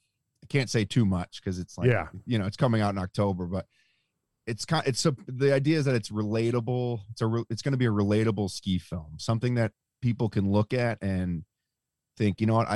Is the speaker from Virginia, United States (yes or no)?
no; Buffalo, New York, United States; No, I'm born and raised in Buffalo, New York.